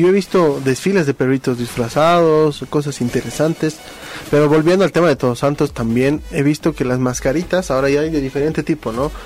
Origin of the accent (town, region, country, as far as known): Bolivia